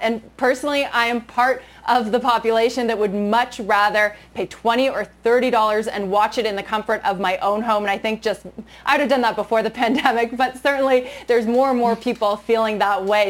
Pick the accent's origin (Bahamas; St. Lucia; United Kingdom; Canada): Canada; moved away; growing up in Canada